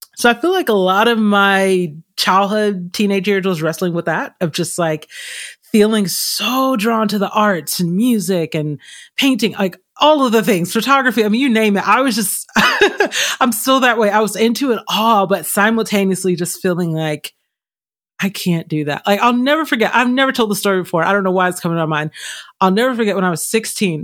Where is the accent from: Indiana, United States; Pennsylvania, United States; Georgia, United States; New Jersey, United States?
Georgia, United States; Stone Mountain; also born or lived in California; now in Arizona, United States; I grew up in a very creative family. I'm originally from Atlanta, Georgia area, specifically Stone Mountain area, a little outside of Atlanta.